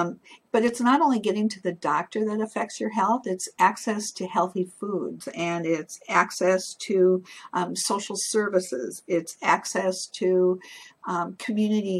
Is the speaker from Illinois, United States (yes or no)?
no; North Dakota, United States; moved away as an adult; now in Washington, D.C. area, United States; I'm living in metropolitan area now, just outside of Washington, D.C., but I'm originally from North Dakota, and you don't get much more rural than